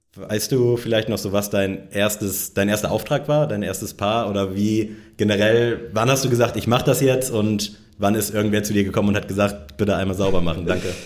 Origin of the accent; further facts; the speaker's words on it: Northern Germany, Germany; moved away; im hohen Norden, in meiner Heimat